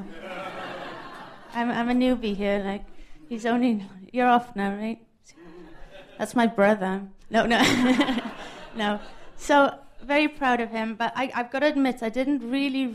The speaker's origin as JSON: {"language": "English", "region": "Wales", "country": "United Kingdom", "tie": "born or raised there", "said": "this great poet from my home country"}